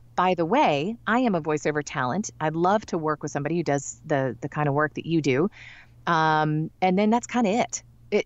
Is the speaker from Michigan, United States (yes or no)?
yes; Michigan, United States; I'm from Michigan. I'm not from the South